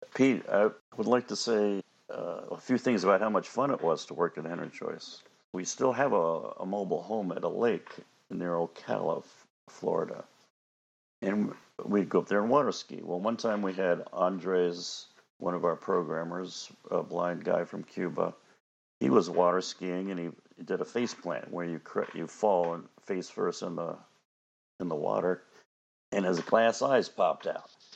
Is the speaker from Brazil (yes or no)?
no; Panama; moved away; I was born and raised in Panama and I go back there quite frequently